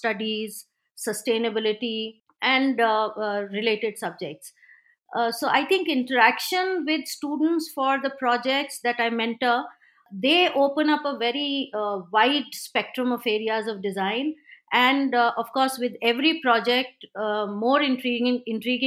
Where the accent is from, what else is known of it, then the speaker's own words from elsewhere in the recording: India; So being an Indian